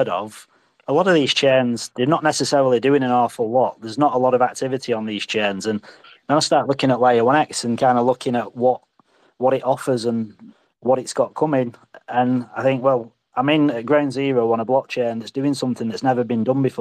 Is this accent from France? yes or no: no; England, United Kingdom; now in Alkimos, Australia; I'm an Englishman in Australia